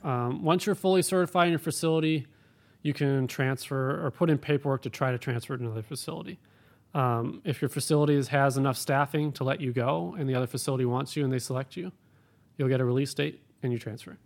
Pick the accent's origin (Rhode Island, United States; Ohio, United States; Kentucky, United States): Ohio, United States; Cleveland; also born or lived in Florida; now in Bakersfield, United States; I grew up in Cleveland, went to school in Florida